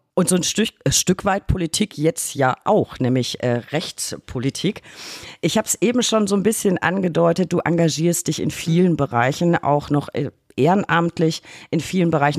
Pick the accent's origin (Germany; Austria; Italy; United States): Germany; Lower Franconia, Bavaria; in meiner Heimat Unterfranken